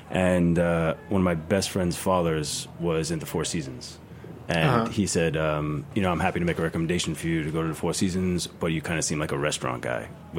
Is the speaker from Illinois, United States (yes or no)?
no; New York City, New York, United States; moved away; I grew up in Sheepshead Bay, Brooklyn for a long time.